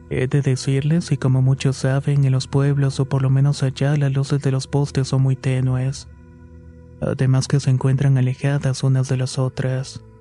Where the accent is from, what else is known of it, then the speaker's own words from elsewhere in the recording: Mexico City, Mexico; moved away as an adult; also born or lived in Oaxaca; Soy originaria de la Ciudad de México, pero por razones de trabajo de quien era mi pareja en el año de 1999, nos fuimos a vivir a la ciudad de Oaxaca.